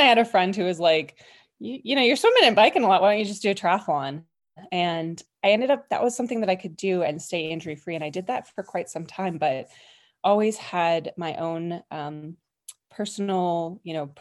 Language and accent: English; Colorado, United States; I was born and raised in Colorado.